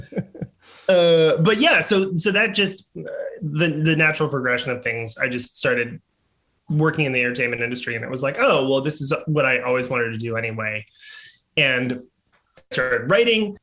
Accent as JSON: {"language": "English", "town": "New York City", "region": "New York", "country": "United States", "tie": "born or raised there", "said": "I grew up in uh, like just 1980s New York City, Manhattan"}